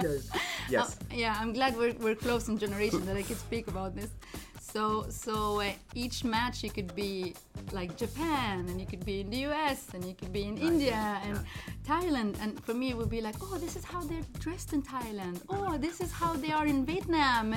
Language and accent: English; Libya; English is a second language; moved away; also born or lived in Morocco; I was, I think, between 5 and 6. My parents moved to Libya for work. And I grew up in Libya. I started school in Libya